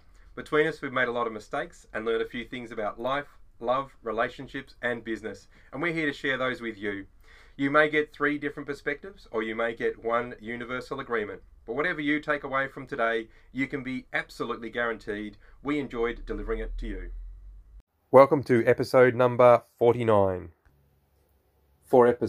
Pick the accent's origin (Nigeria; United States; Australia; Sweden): Australia; We're Aussie blokes, we're dads